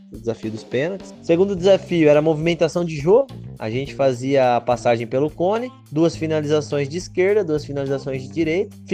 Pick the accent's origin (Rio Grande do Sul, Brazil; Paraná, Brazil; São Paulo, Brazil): São Paulo, Brazil; Bauru; a gente é do interior aqui de São Paulo, Bauru, a gente está nessa luta.